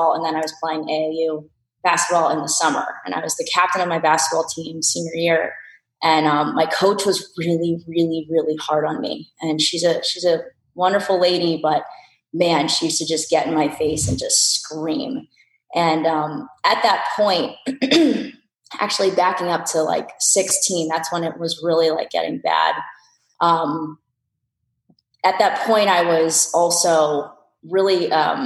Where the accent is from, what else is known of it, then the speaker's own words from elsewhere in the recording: New Jersey, United States; also born or lived in San Francisco, California; I was born in San Francisco. I lived there until I was five and then we moved to New Jersey